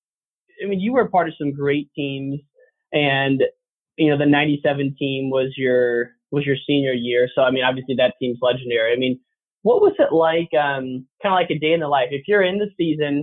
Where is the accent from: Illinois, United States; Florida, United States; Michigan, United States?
Illinois, United States; I'm from Illinois.